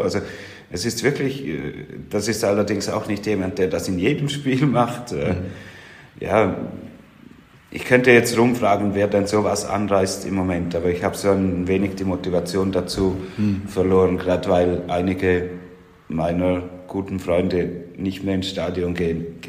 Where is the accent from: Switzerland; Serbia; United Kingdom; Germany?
Switzerland; als Schweizer Rheintaler